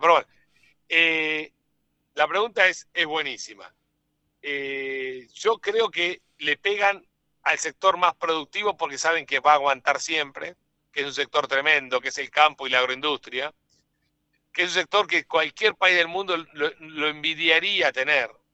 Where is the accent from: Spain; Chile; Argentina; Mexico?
Argentina